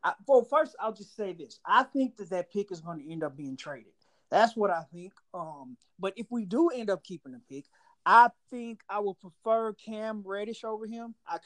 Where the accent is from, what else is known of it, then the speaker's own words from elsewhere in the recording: Houston, Texas, United States; I'm from Houston